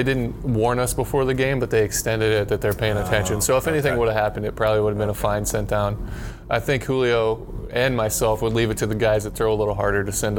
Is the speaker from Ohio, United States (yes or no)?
yes; Ohio, United States; also born or lived in Tennessee; I grew up an A's fan. I grew up in Ohio, but an A's fan, and I'm a left-handed pitcher